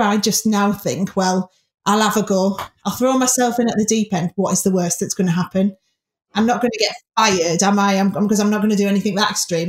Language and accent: English; Middlesbrough, North East England, United Kingdom; in the area where I grew up in Middlesbrough